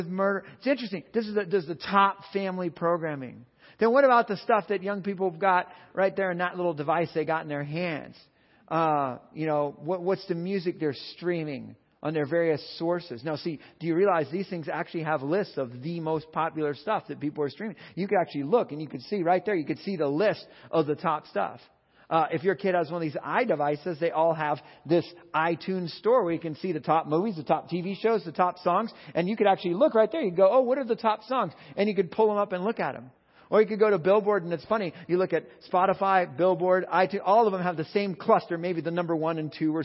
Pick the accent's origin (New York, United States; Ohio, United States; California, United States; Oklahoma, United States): California, United States; I'm from California